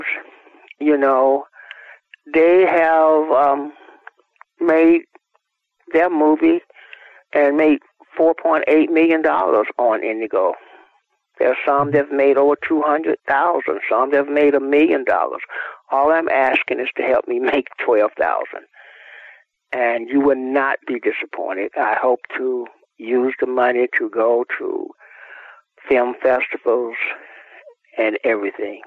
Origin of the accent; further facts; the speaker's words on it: Georgia, United States; moved away as an adult; now in California, United States; I was from Georgia